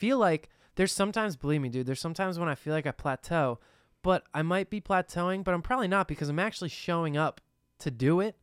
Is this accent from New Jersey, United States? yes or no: yes; New Jersey, United States; we're from New Jersey